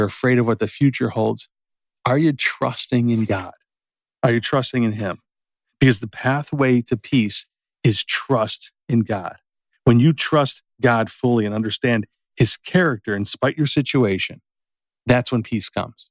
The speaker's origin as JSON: {"language": "English", "town": "Berwyn", "country": "United States", "tie": "born or raised there", "said": "growing up in Berwyn"}